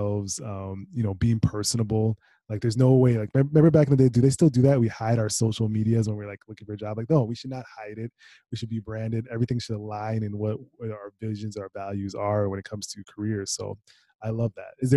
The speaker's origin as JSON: {"language": "English", "region": "Minnesota", "country": "United States", "said": "I'm from Minnesota"}